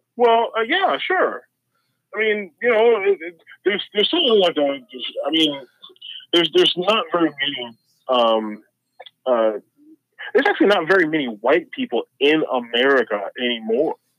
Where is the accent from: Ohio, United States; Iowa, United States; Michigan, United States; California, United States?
Iowa, United States; Ottumwa; I grew up in Ottumwa, Iowa, with a three percent black population